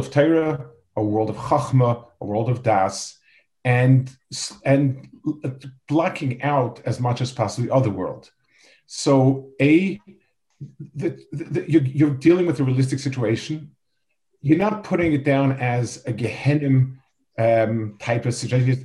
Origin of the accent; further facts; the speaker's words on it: New York City, New York, United States; I grew up in Lower East Side.